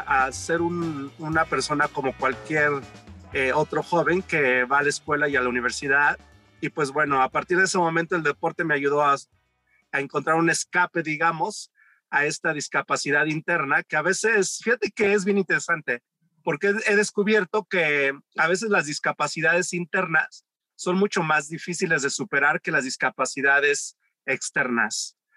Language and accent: Spanish; Mexico City, Mexico; yo crecí en la Ciudad de México